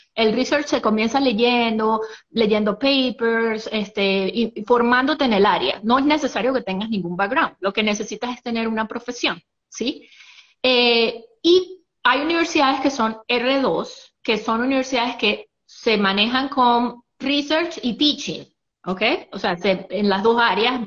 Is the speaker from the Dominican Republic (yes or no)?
no; San Cristóbal, Táchira, Venezuela; moved away as an adult; also born or lived in Athens, Georgia, United States; now in Marietta, United States; yo soy soy de San Cristóbal, estado Táchira